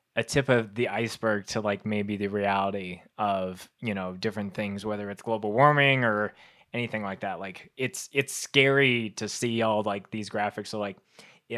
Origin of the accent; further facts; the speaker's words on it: Winnipeg, Manitoba, Canada; growing up in Winnipeg, which is like the center of Canada, like in the prairies